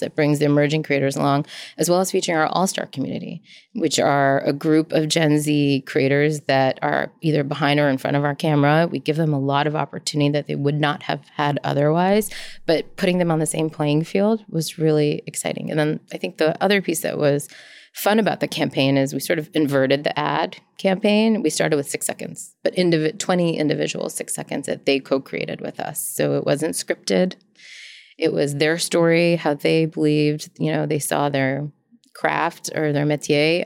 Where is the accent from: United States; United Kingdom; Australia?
United States; I was born in the States.